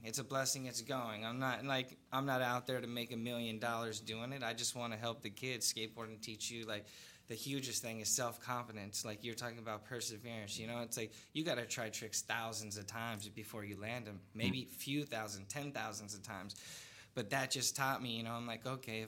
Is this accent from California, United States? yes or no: yes; Long Beach, California, United States; I'm from Long Beach